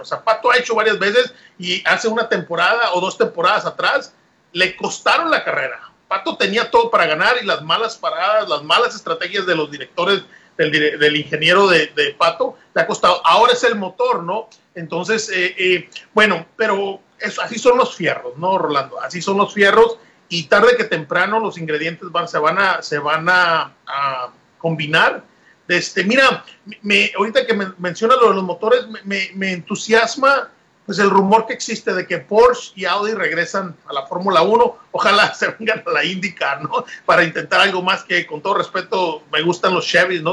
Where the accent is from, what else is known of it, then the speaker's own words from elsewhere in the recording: Mexico; como mexicano